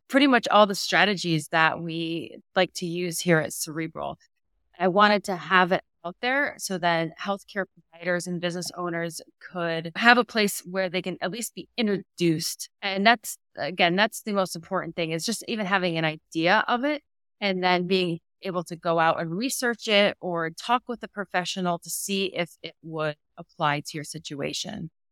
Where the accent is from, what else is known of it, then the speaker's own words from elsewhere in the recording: Massachusetts, United States; also born or lived in Georgia / Rochester, New York; now in Knoxville, United States; originally from Massachusetts